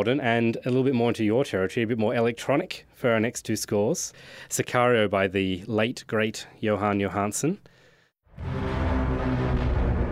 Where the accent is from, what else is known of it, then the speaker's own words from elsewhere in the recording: Australia; as an Australian